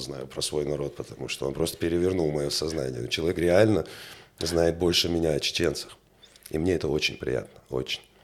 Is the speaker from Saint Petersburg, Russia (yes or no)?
no; Grozny, Chechnya, Russia; also born or lived in France; now in Vladikavkaz, Russia; я коренной грозненец, э, родился в городе Грозном, вырос в этом городе